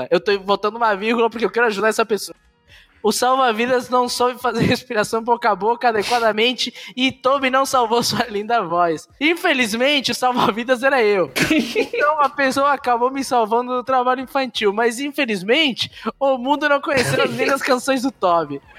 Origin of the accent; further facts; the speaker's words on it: Rio de Janeiro, Brazil; Sou carioca e faço parte.